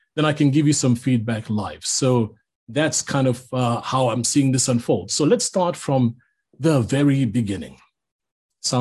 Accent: Zambia; growing up in Zambia

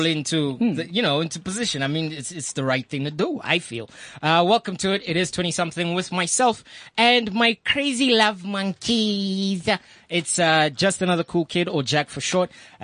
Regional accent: Soweto, Gauteng, South Africa; I grew up in Mirolens, right? Mirolens, Ndofaya, Soweto.

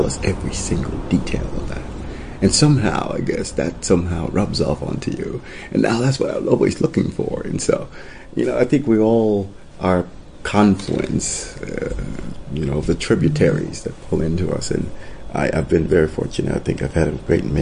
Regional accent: Italy; moved away; also born or lived in Costa Rica / United States / China; I was born in Costa Rica, grew up in Italy, and educated both in the U.S. and China

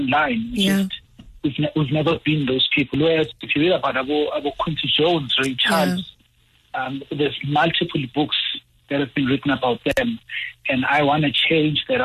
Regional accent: Mpumalanga, South Africa; I'm from Mpumalanga.

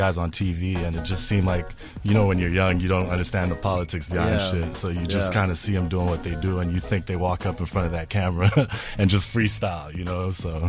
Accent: Malawi; also born or lived in United States / South Africa; I was born in the States. I grew up here, grew up in Malawi, kind of moved around between the two. My mom's West African, she's from Liberia, and my dad is Malawian.

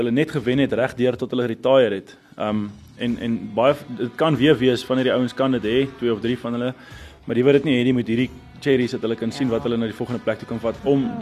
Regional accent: South Africa; as Suid-Afrikaners

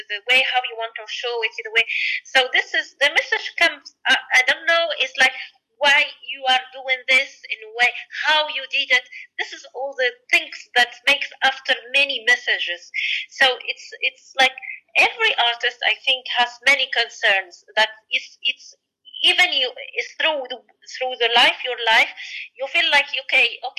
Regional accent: Sfax Governorate, Tunisia; also born or lived in Paris / Tokyo; I did it in my hometown. In the Sfax, and it's close to the sea

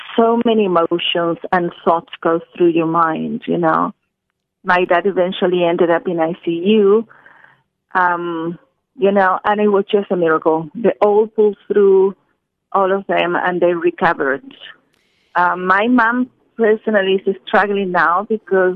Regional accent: Chile; moved away; I'm from Chile in South America

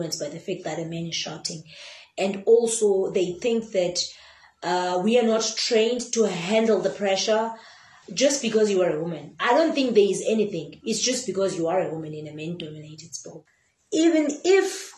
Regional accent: Eastern Cape, South Africa; I come from the Eastern Cape.

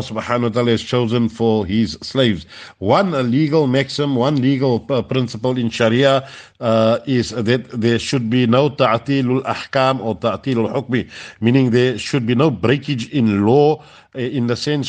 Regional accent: South Africa; as South African Muslims, or Muslims living in South Africa

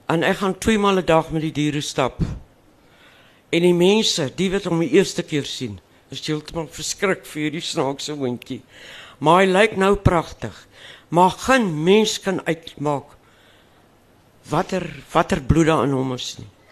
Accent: Western Cape, South Africa; first language Afrikaans; ek het nou natuurlik in die Kaap groot geword

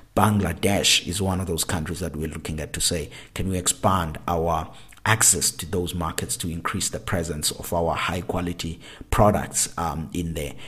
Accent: South Africa; as a South African and a proud South African

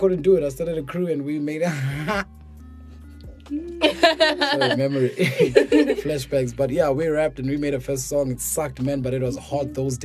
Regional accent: Pretoria, Gauteng, South Africa; now in Johannesburg, South Africa; I grew up in PTA, man, Pretoria

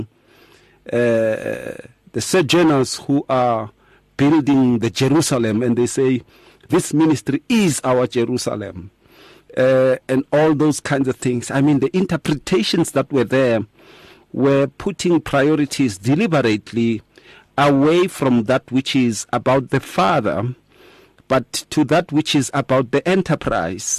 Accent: Atteridgeville, Gauteng, South Africa; growing up in Attridgeville.

